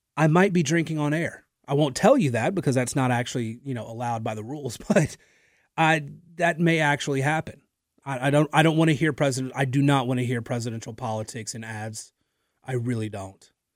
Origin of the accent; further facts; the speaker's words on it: Natchitoches, Louisiana, United States; moved away as an adult; now in Lafayette, United States; I'm from the Natchitoches area